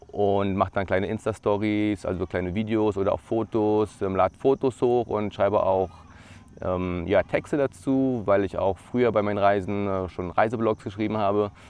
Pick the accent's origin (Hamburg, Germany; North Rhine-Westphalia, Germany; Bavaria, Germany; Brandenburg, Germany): Brandenburg, Germany; Brandenburg an der Havel; Ich bin aufgewachsen in Brandenburg an der Havel. Das ist äh, eine Stunde ja, von Berlin entfernt, im Land Brandenburg.